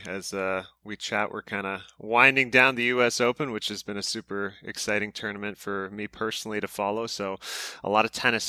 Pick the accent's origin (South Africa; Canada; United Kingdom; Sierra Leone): Canada; Kingston, Ontario; I grew up in Kingston, Ontario, you know, small city.